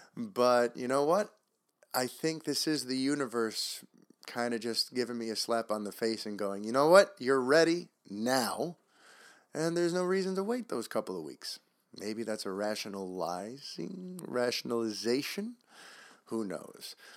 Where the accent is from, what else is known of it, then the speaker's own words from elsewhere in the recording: New York City, New York, United States; I grew up in New York City.